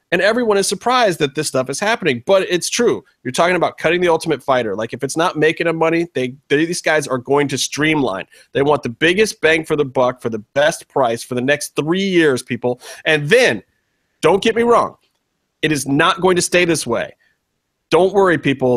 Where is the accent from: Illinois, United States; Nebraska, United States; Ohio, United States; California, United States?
Ohio, United States; Cleveland; now in Los Angeles, United States; I'm originally from Cleveland. I've been in LA a long time.